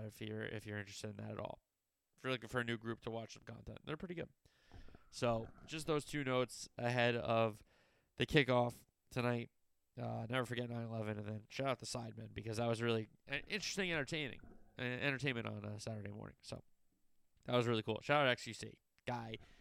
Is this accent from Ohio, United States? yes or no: no; New Jersey, United States; I'm from Jersey